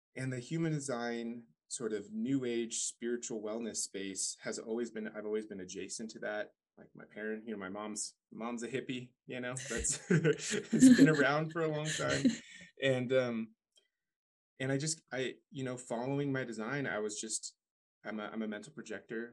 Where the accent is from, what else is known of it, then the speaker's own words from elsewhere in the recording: Paradise, California, United States; I grew up in Paradise, California, or right around there. Went to high school there